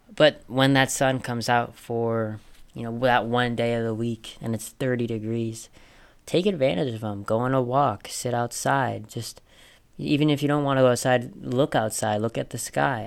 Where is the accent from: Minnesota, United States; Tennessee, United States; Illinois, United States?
Minnesota, United States; I grew up in Minnesota